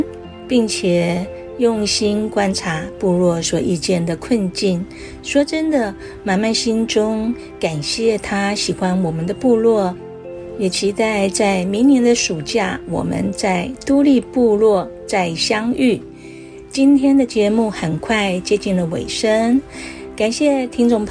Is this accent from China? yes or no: no; Xincun, Taitung County, Taiwan; born there; 哎呀，那个是我出生的地方，在、嗯、新村的那个地方哈。